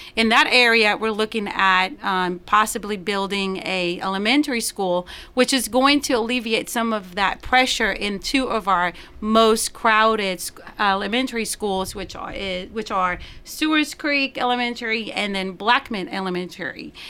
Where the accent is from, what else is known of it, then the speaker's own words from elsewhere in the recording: Puerto Rico; first language Spanish; English is a second language; also born or lived in Florida / Nashville, Tennessee / Knoxville, Tennessee; now in Murfreesboro, United States; I'm from origin originally from Puerto Rico